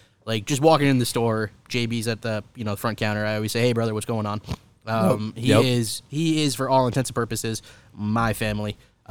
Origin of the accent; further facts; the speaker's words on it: New York, United States; I'm from New York.